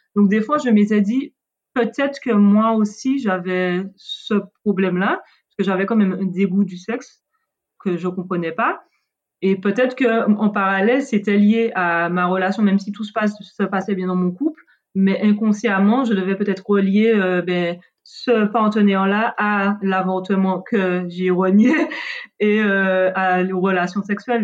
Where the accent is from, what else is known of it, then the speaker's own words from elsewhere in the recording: Martinique; je viens de la Caraïbe, de la Martinique